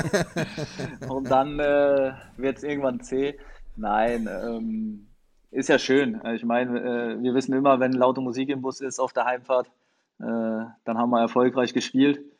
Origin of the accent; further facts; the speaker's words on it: Frankfurt, Hesse, Germany; Ähm, ja, also natürlich an meine Zeit in Frankfurt. Ähm, ich meine, ich komme von da, äh, bin dort groß geworden in der Jugend, äh, alle Jugendmannschaften durchlaufen.